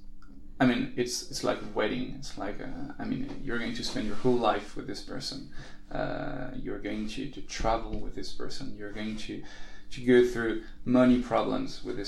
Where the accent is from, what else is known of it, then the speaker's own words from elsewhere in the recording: Paris, Île-de-France, France; we're from Paris